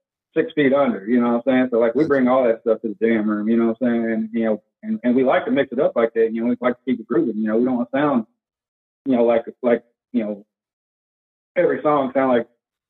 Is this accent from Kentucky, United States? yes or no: yes; Louisville, Kentucky, United States; We're based out of Louisville, Kentucky.